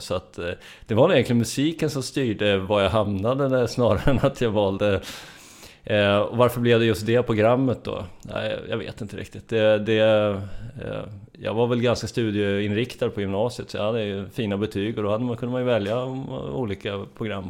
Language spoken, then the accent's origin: Swedish; Strängnäs, Södermanland, Sweden; now in Stockholm, Sweden; Jag är från Sörmland. Strängnäs kommer jag ifrån